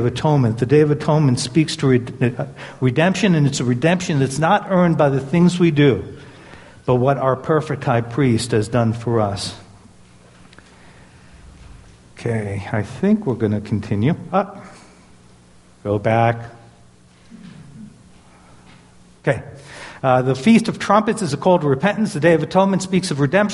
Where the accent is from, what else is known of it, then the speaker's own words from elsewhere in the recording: New York City, New York, United States; moved away; I grew up in Brooklyn, New York.